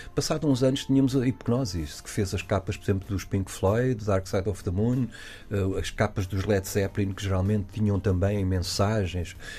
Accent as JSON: {"language": "Portuguese", "country": "Portugal", "said": "somos portugueses"}